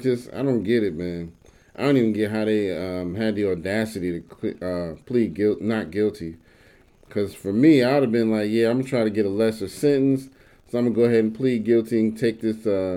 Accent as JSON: {"language": "English", "town": "New York City", "region": "New York", "country": "United States", "said": "and I'm from the Bronx myself, so it made me proud being from the Bronx"}